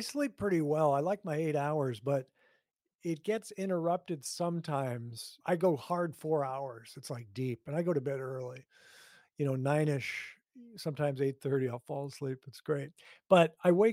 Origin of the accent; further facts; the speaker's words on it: Hastings, Minnesota, United States; also born or lived in New Jersey; we moved from New Jersey to Hastings, Minnesota. And my my brother and sister were in school, and I was not yet in kindergarten